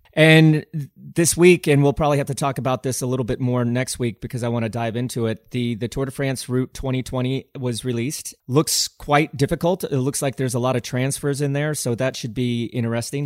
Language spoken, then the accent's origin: English; United States; being an American